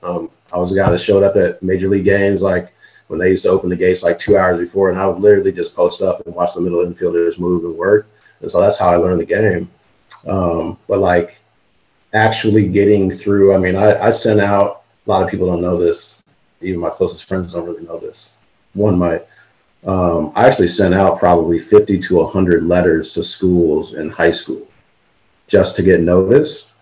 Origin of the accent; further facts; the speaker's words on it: Illinois, United States; I'm from Illinois and grew up going to Sox games